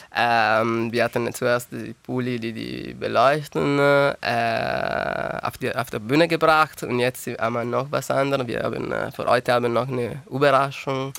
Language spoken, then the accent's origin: German; Turin, Piedmont, Italy; German is a second language; moved away as an adult; now in Tübingen, Germany; ich komme aus Turin und die Firma, wo ich gearbeitet habe, hat mir geschickt